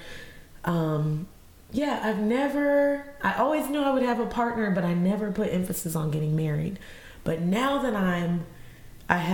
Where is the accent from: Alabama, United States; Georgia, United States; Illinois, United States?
Georgia, United States; also born or lived in Stone Mountain, Georgia / Lithonia, Georgia; I was from Georgia